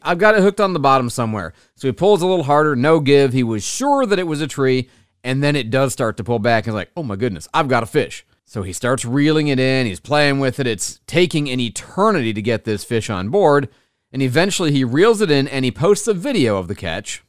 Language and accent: English; Michigan, United States; born and raised in Michigan